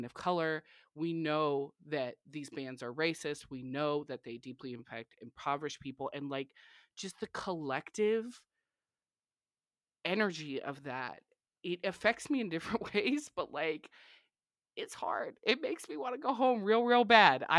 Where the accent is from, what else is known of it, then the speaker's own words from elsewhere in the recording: California, United States; moved away as an adult; now in Texas, United States; being from California and living in Texas. I've been here a lot longer